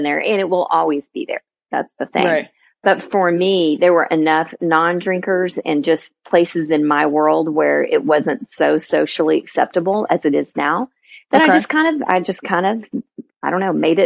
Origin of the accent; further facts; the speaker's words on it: Texas, United States; a born, bred, and raised pure Texan